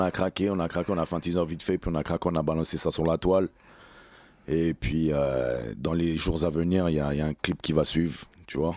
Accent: Martinique; je viens de la Martinique

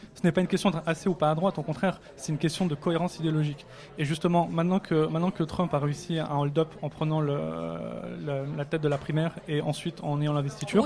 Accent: France; En tant que Français

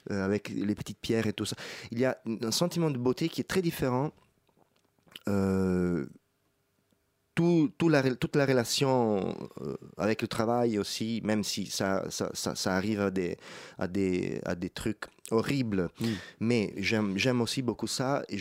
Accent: Rome, Lazio, Italy; French is a second language; moi je viens d'Italie, de Rome, donc c'est la ville la plus belle du monde

